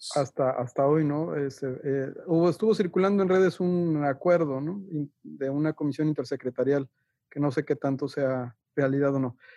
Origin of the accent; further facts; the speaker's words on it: Mexico; como ciudadanos mexicanos